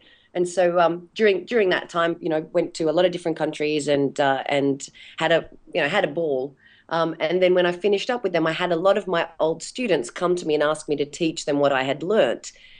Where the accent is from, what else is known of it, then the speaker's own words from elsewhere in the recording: Tasmania, Australia; I'm from Tassie originally, and as we're doing this today, I'm sitting down at my mum's place visiting her, which is really lovely.